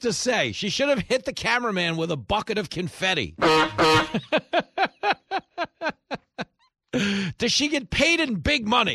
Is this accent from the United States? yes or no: yes; Levittown, New York, United States; like the one on Hempstead Turnpike I went to growing up in Levittown